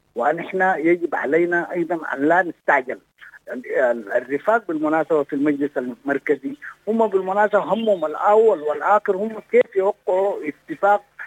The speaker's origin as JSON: {"language": "Arabic", "country": "Sudan", "said": "احنا كلنا سودانيين"}